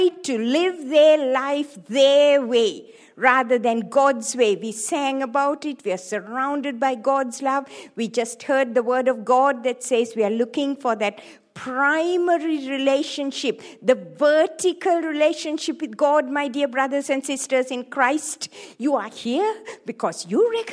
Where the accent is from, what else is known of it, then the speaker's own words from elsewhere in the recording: Sri Lanka; moved away as an adult; also born or lived in Hawaii; I was born in Sri Lanka, in the tea plantations of Sri Lanka. And I grew up there.